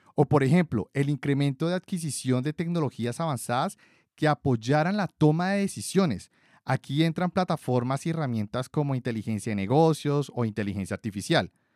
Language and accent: Spanish; Colombia; de Colombia, mi país de origen